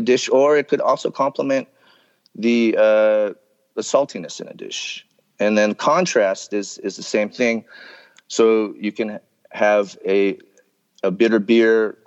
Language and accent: English; United States; I grew up here in the States